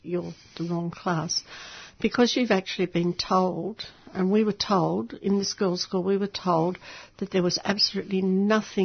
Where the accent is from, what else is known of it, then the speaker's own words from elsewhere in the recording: Sydney, New South Wales, Australia; now in Melbourne, Australia; I grew up in Sydney, in Macamba.